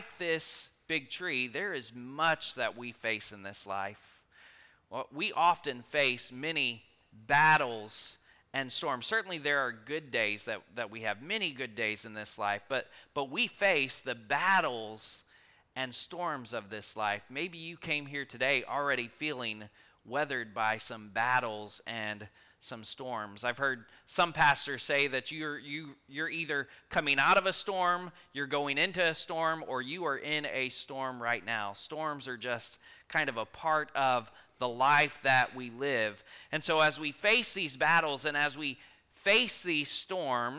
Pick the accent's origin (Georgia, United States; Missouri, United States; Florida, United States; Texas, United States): Texas, United States; Rockport; now in Stockdale, United States; I grew up in Rockport